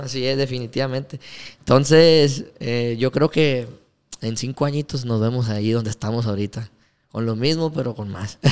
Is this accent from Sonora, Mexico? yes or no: yes; Ciudad Obregón, Sonora, Mexico; Nosotros decimos somos de Obregón